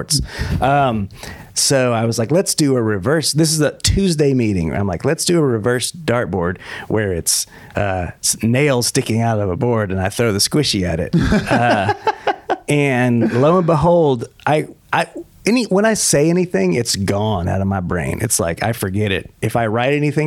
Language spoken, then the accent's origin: English; Texas, United States; moved away as an adult; also born or lived in New York; I'm from Texas originally. Mm-hmm. And while I was there till about 30 years old